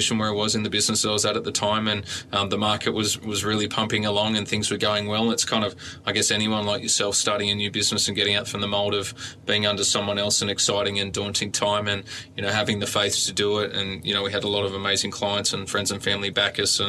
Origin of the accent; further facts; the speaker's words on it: Gymea Bay, New South Wales, Australia; I grew up in Gymie Bay and schooling around Kirrawee